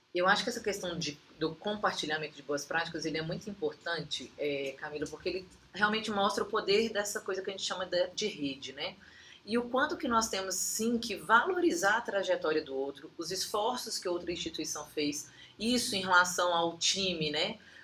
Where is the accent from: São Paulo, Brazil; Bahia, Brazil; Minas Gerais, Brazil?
Minas Gerais, Brazil; accent: Minas Gerais (mineiro); also born or lived in Brasília; Já lá no estado de Minas, para onde eu voltei, acho que o sotaque deve denunciar